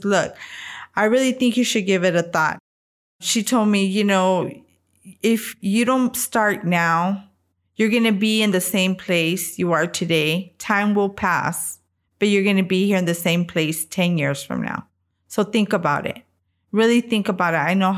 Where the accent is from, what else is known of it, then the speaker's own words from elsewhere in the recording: San Antonio, Texas, United States; I am 49 years old. I am from San Antonio, Texas